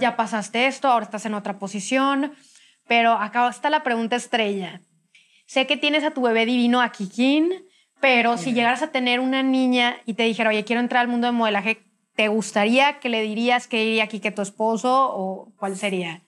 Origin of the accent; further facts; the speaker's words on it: Monterrey, Nuevo León, Mexico; Cintia y yo somos de Monterrey